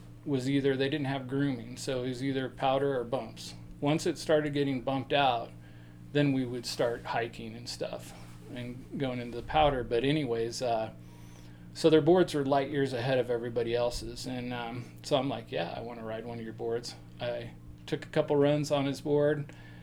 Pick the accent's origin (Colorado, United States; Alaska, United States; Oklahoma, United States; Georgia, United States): Colorado, United States; Golden; I grew up on Lookout Mountain, just above Golden, Colorado